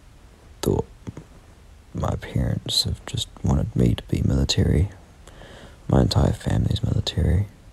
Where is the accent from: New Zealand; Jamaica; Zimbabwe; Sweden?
New Zealand; I'm 17 from New Zealand.